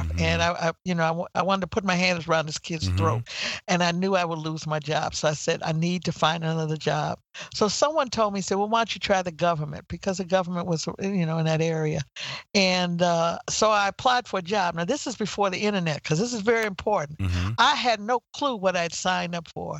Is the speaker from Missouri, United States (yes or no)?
yes; St. Louis, Missouri, United States; also born or lived in Houston, Texas / Denver, Colorado / Washington, D.C.; now in South Carolina, United States; I was born in Houston, Texas. I was raised in St. Louis, Missouri.